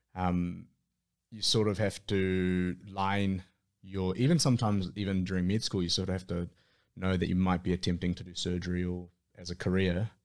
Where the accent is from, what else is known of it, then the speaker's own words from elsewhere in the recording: Auckland, New Zealand; born and raised in Auckland, most of my time in Auckland with little stints outside of Auckland